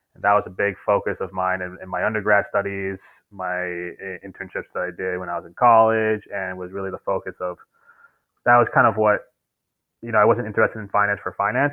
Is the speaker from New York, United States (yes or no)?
yes; New York, United States; also born or lived in Maine / Colombia; I grew up in New York, uh, lived in Manhattan until I was 12, moved to Brooklyn